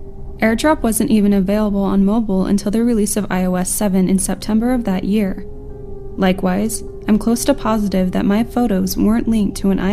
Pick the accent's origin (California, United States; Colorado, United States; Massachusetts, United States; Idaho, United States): California, United States; For context relating to this story, I'm from California.